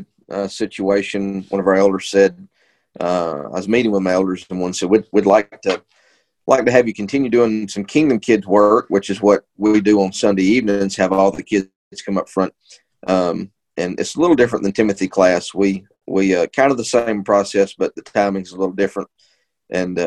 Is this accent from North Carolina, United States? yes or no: no; Adairsville, Georgia, United States; moved away as an adult; also born or lived in Moultrie, Georgia / Memphis, Tennessee; now in Marietta, United States; I'm originally from Adairsville, Georgia